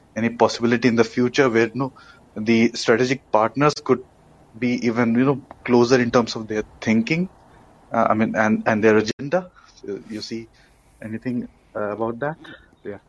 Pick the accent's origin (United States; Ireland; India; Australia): India; I come from uh, the other side of the world, so I'm coming from India